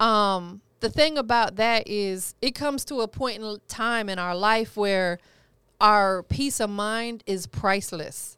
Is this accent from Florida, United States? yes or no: yes; Florida, United States; I'm from Florida